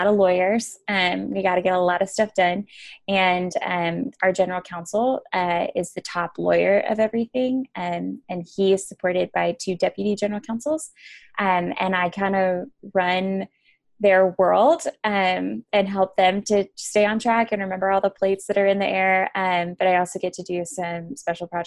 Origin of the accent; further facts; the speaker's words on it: Argyle, Texas, United States; We actually grew up in a town called Argyle, and it is just south of Denton, Texas